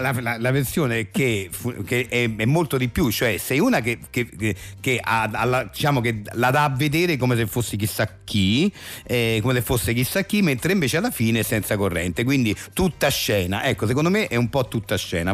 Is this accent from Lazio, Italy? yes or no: yes; Rome, Lazio, Italy; io essendo romano doc